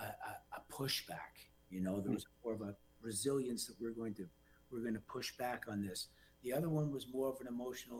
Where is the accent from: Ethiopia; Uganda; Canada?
Canada; a Canadian